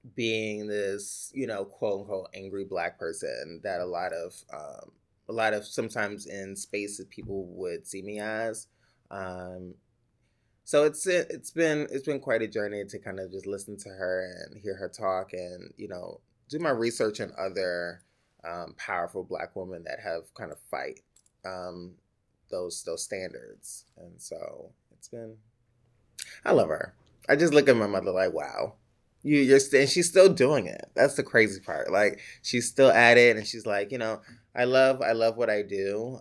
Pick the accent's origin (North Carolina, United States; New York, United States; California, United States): New York, United States; New York City; also born or lived in Upper Manhattan, New York City; technically born in New York City in this, in Manha, Upper Manhattan, and then raised in the Bronx